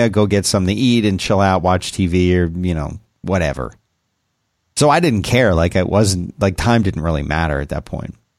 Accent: Texas, United States; us Texans

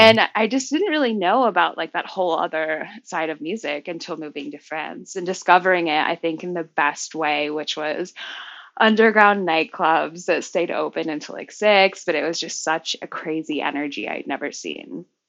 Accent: Hong Kong; also born or lived in Florida; I was born in Florida, but moved to Hong Kong when I was about 4. And went to a public Cantonese school

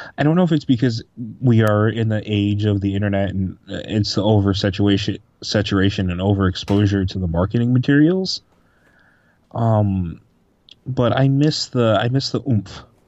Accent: Manoa, United States; the town that I grew up, Manoa

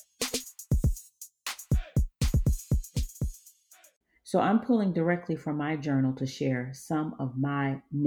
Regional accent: Georgia, United States; I was raised in Georgia by an East African father, West African mother, and an African community

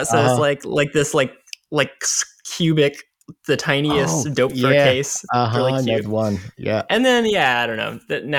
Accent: Springfield, Missouri, United States; Yeah, Springfield, Missouri, Southern Missouri.

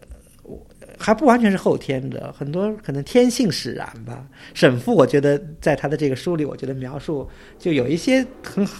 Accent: Suzhou, Jiangsu, China; 作为一个苏州人吧，作为熟悉这些园林或者熟悉这些地名的这个一个一位苏州人

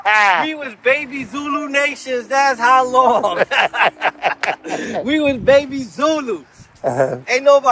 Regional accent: New York City, New York, United States; I'm from Harlem, but we was in Harlem too.

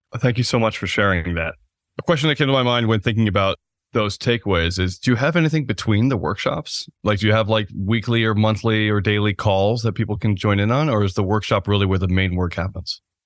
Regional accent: United States; accent: American; the U S, which is where I'm obviously coming from. That's where my accent is from, my passport

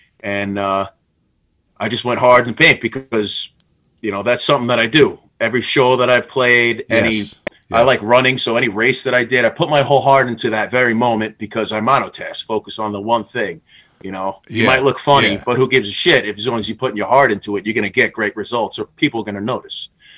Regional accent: Bethpage, New York, United States; Long Island. I was born in Bethpage, for those that don't know.

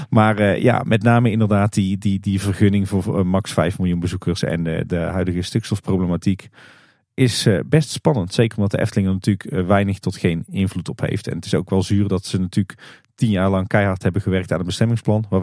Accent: Kaatsheuvel, North Brabant, Netherlands; We komen natuurlijk alle drie uit Kaatsheuvel.

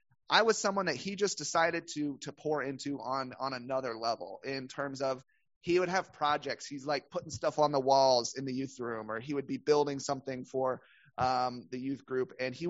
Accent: the Bible Belt, United States; We, once again, growing up in the Bible Belt, growing up in a, I think it was an SBC church.

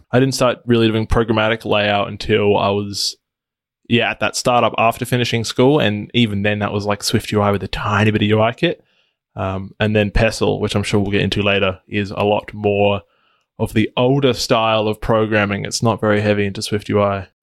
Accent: Adelaide, South Australia, Australia; So I'm from Adelaide, Australia, which is a It's a capital city in the, uh, state of South Australia

